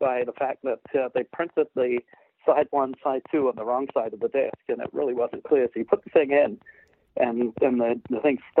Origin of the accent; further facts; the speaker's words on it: United Kingdom; which, of course, me as a Brit